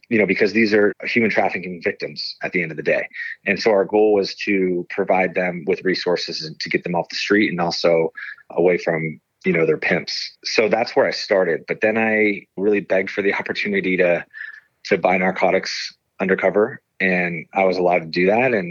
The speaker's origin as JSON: {"language": "English", "town": "Livermore", "region": "California", "country": "United States", "tie": "born or raised there", "also_born_or_lived": "Chico, California", "said": "I was born and raised in Livermore, California"}